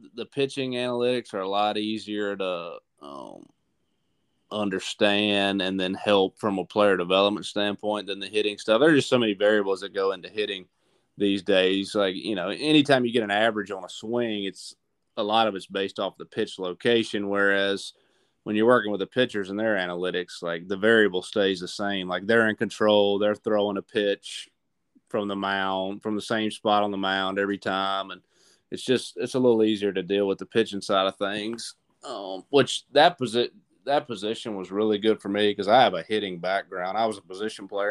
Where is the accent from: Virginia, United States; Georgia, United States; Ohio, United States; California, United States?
Virginia, United States; Chatham; moved away as an adult; also born or lived in Fayetteville, North Carolina / Raleigh, North Carolina; I'm from a small town in Virginia called Chatham, which is in between Lynchburg and Danville.